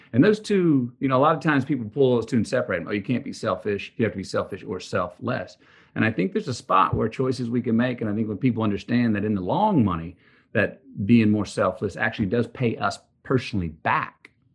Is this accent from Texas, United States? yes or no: yes; Texas, United States; growing up in Texas